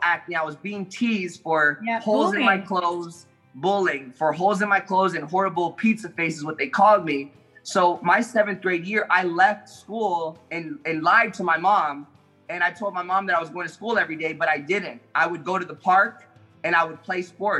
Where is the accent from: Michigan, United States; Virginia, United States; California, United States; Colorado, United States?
California, United States; Los Angeles; I was born in East LA, you know, with a single mother